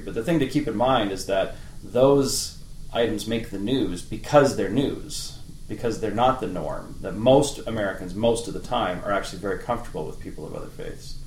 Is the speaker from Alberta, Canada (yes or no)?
yes; Medicine Hat, Alberta, Canada; moved away as an adult; also born or lived in Provo, Utah / Boston, Massachusetts / Illinois; I grew up in the bustling metropolis of Medicine Hat, Alberta, Canada, which I always say is bigger than it sounds.